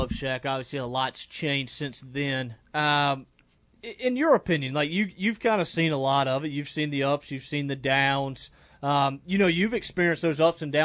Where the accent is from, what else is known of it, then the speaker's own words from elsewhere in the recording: Shreveport, Louisiana, United States; I'm from Shreveport